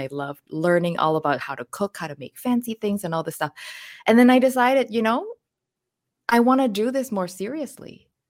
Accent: Hat Yai, Songkhla, Thailand; now in Vancouver, Canada; I was born in Hattjai, which is a town in southern Thailand, very close to Malaysia

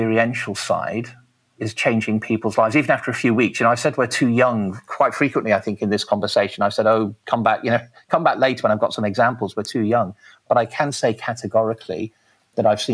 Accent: Liverpool, North West England, United Kingdom; now in Taranaki, New Zealand; I grew up in Liverpool

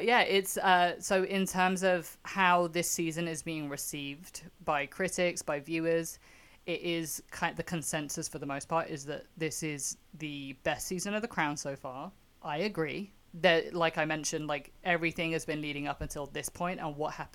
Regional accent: United Kingdom; I'm the Brit in this conversation

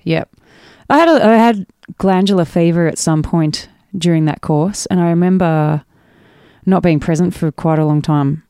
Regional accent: mid-north coast of New South Wales, Australia; also born or lived in Frankston / Nabiac; I grew up on the mid-north coast of New South Wales

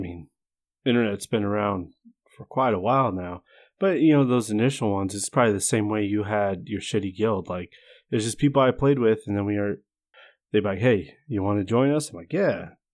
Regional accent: United States; moved away as an adult; now in New Zealand; Of course I'm from the States.

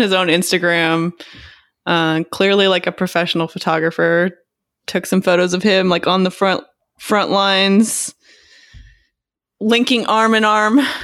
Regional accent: Texas, United States; I grew up in Texas

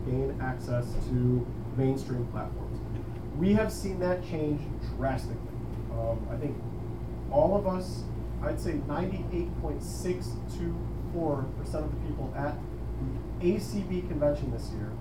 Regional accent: Chicago, Illinois, United States; I am from Chicago, Illinois

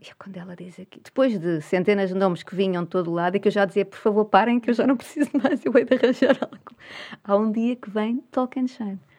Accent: Portugal; sendo portuguesa

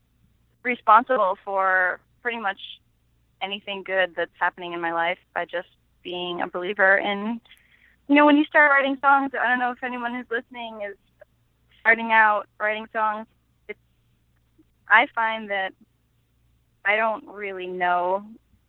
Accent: Flint, Michigan, United States; moved away as an adult; now in New Orleans, United States; growing up in Flint, Michigan

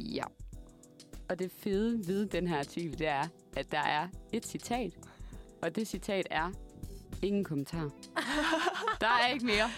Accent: a small town outside Aalborg, North Denmark Region, Denmark; accent: Jutlandic; moved away as an adult; now in Copenhagen, Denmark; jeg er fra Aalborg, men en lille by uden for Aalborg

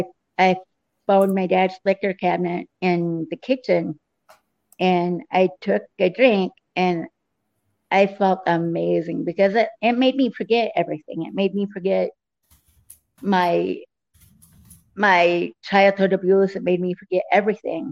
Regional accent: Nebraska, United States; also born or lived in Grand Island, Nebraska / Scottsbluff, Nebraska / Lincoln, Nebraska / Omaha, Nebraska; I was born in Grand Island, Nebraska. Moved from there to Scotts Bluff. Moved from Scotts Bluff to Lincoln, and then to Lincoln from Omaha. Or from Lincoln to Omaha

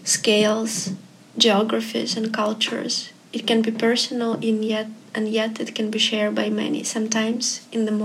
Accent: Almaty, Kazakhstan; now in Los Angeles, United States; I'm from Kazakhstan, so I should start from there. And I was born at the time it was a capital, the big city for Kazakhstan, called Almaty

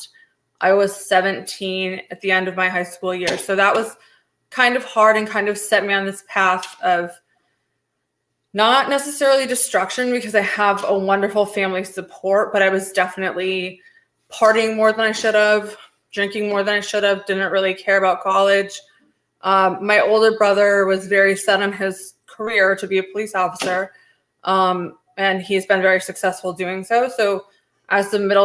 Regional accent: Haydenville, Massachusetts, United States; also born or lived in Northampton, Massachusetts; So I was born in Haydenville, Massachusetts. Population about 2,500. Parents still live there

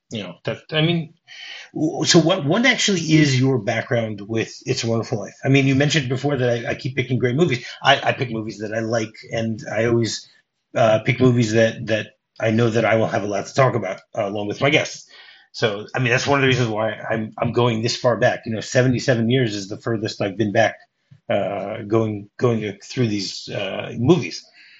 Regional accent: Detroit suburb, Michigan, United States; the suburb that I grew up in Detroit

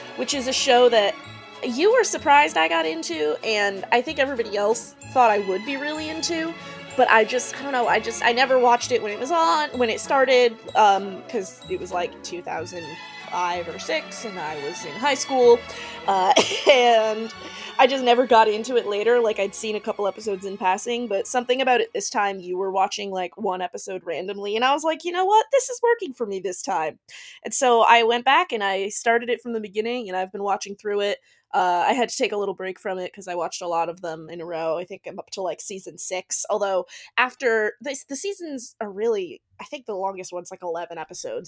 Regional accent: Connecticut, United States; I grew up in Connecticut

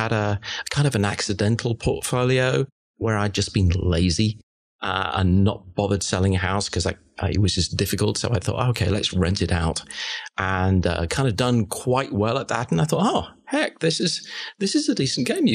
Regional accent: United Kingdom; moved away as an adult; also born or lived in London; now in Charlotte, United States; I'm a Brit, as you can probably hear.

